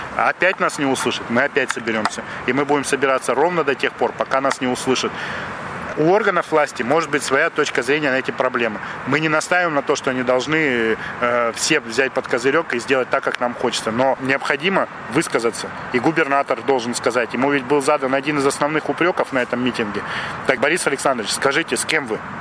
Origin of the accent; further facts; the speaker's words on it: Chelyabinsk, Chelyabinsk Oblast, Russia; мы челябинцы, мы коренные жители этого города.